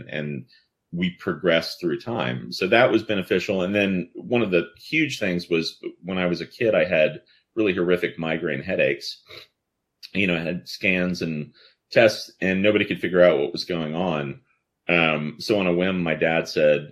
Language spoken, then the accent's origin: English; New Orleans, Louisiana, United States; I grew up in New Orleans